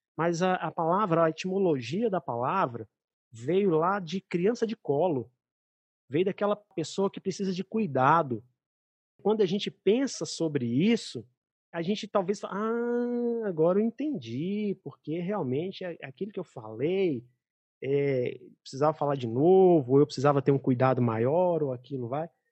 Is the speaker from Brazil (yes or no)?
yes; Belo Horizonte, Minas Gerais, Brazil; moved away; minha terra